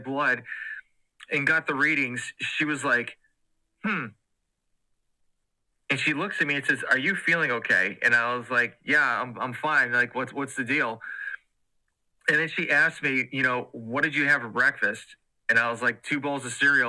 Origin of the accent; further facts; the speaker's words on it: Massachusetts, United States; moved away as an adult; now in Georgia, United States; I am originally from Massachusetts and my wife is from Georgia. And so when we got married, she got a position back in Georgia. So we moved down south